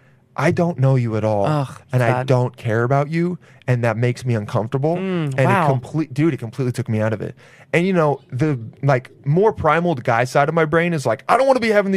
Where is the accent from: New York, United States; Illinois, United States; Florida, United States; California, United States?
California, United States; Los Angeles; Los Angeles.